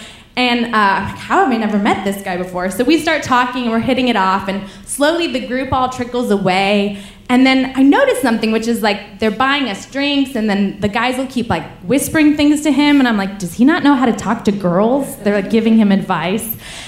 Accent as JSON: {"language": "English", "town": "Paris", "region": "Île-de-France", "country": "France", "said": "oh, the thing is I'm from Paris, so I cannot tell you where to go"}